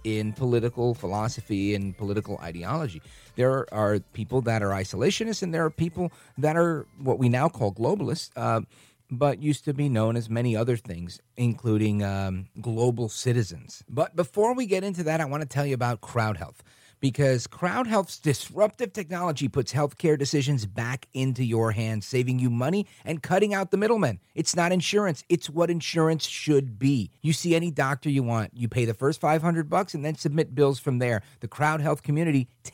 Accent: United States; I've always lived in the Western Hemisphere. I don't know about you. So I'm from America, the United States.

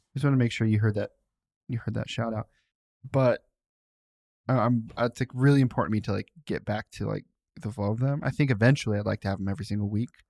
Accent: Cincinnati, Ohio, United States; I say I'm from Cincinnati to people who aren't from Ohio.

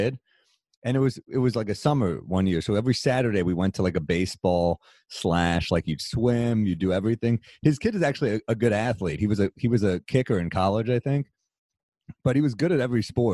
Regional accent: New York, United States; I'm a New Yorker

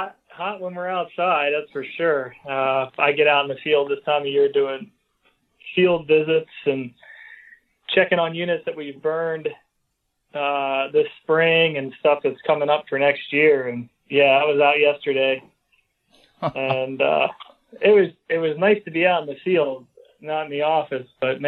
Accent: Hummelstown, Pennsylvania, United States; So I grew up in Hummelstown.

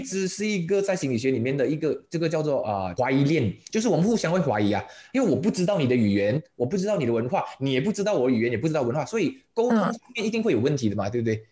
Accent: Malaysia; 我们的马来西亚的华人哦，我们已经嗯。扎根了三四代了

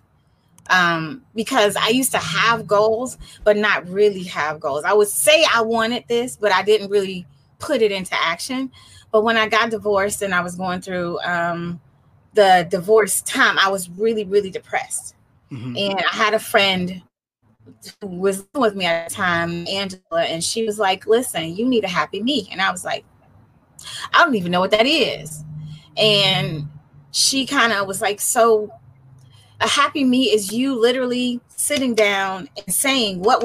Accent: Detroit, Michigan, United States; moved away as an adult; now in San Diego, United States; I'm a native Detroiter, and I now live in San Diego, California

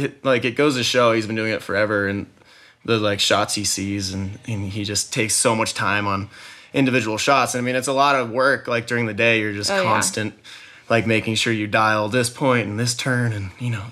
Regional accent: Jackson, Wyoming, United States; Yep, born and raised, and it's kind of rare, actually, these days. You don't really find that many people still living here.

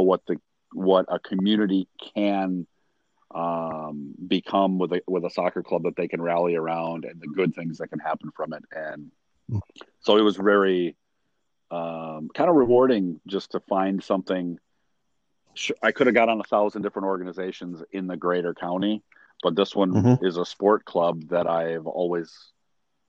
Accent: Sycamore, Illinois, United States; also born or lived in DeKalb, Illinois; I grew up in Sycamore until the middle of eighth grade, when my parents bought a house in DeKalb

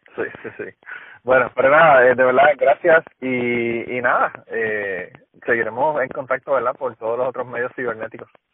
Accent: Utuado, Puerto Rico; Utuado, que es donde yo vivía, yo soy de Utuado

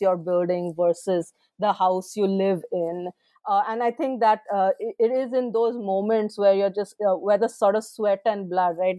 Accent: India; moved away as an adult; I was born in India, I, I did, I studied in India

